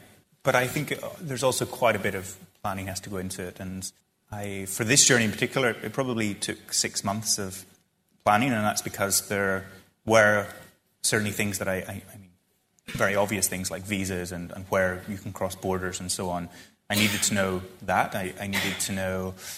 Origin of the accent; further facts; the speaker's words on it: Ireland; And then eventually someone asked where I was from. And I said, I'm from Ireland.